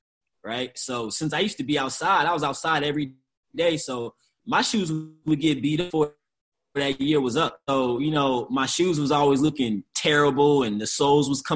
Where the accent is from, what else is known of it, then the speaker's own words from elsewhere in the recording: St. Louis, Missouri, United States; also born or lived in Chicago, Illinois; I was born and raised in St. Louis, Missouri. Grew up between St. Louis and Chicago.